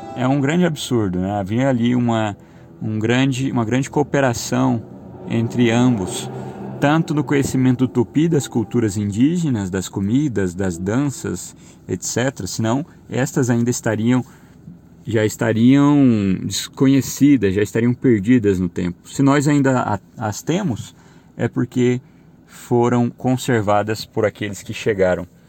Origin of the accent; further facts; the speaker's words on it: Brazil; nós somos brasileiros